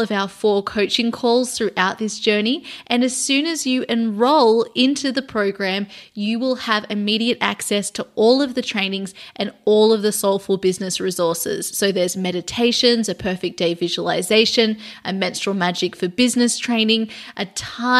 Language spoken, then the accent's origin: English; Sydney, New South Wales, Australia; now in London, United Kingdom; I am moving from London to Sydney, Australia. So I'm going back to my hometown